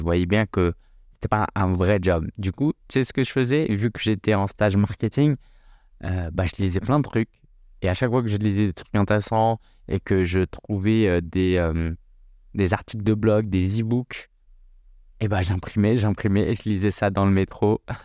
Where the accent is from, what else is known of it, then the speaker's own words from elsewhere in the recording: France; moi je suis né en France, hein, j'ai grandi en France